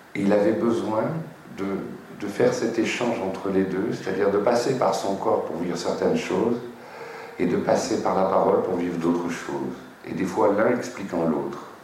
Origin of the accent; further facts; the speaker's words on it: France; je suis un Français